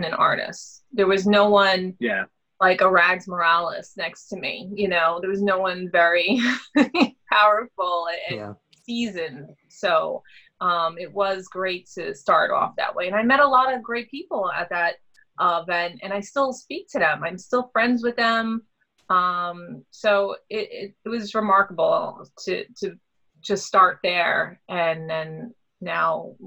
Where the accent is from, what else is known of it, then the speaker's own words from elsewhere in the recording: Brooklyn, New York, United States; now in Long Island, United States; Growing up in Brooklyn